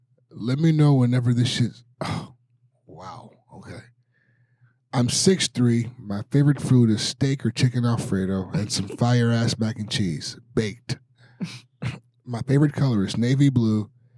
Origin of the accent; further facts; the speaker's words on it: Miami, Florida, United States; I'm from Miami, so I like the Miami Hurricanes.